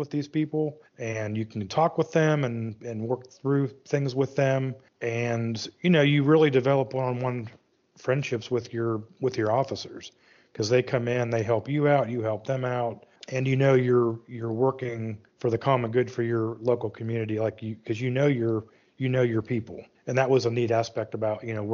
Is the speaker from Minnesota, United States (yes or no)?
no; Western Pennsylvania, United States; now in High Point, United States; Born and raised in Western Pennsylvania